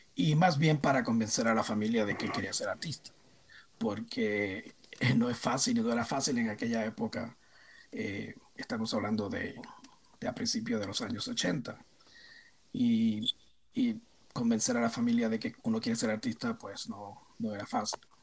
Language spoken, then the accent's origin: Spanish; Puerto Rico; yo nací en Puerto Rico y me crié en Puerto Rico